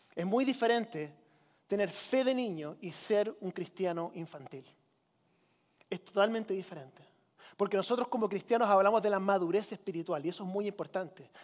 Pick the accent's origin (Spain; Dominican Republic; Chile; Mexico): Chile; now in United States; Con mi esposa nosotros crecimos en Chile.